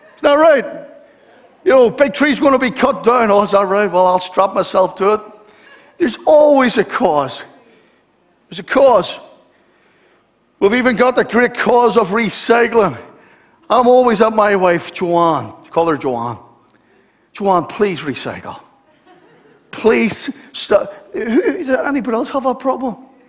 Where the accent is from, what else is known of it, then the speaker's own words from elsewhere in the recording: Belfast, Northern Ireland, United Kingdom; I'm from Belfast